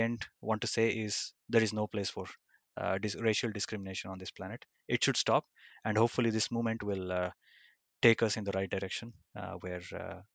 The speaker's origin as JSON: {"language": "English", "country": "India", "tie": "born or raised there", "said": "growing up in India"}